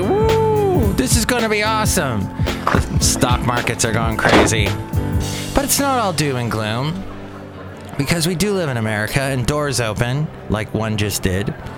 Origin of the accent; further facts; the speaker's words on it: California, United States; accent: California; also born or lived in Alabama; my accent, my California accent